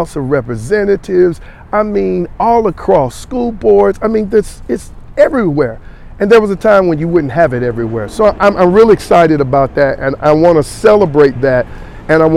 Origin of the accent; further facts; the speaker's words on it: Gaston County, North Carolina, United States; I'm from Gaston, okay, but I work in Mecklenburg